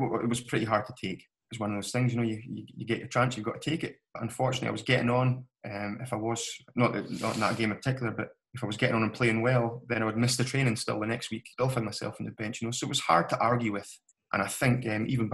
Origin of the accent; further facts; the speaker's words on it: Strathspey, Scotland, United Kingdom; my home club, my hometown team.